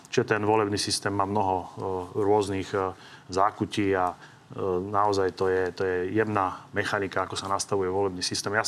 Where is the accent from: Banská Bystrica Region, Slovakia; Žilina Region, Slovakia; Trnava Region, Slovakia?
Žilina Region, Slovakia; Ja, ja som zo Žilinského kraja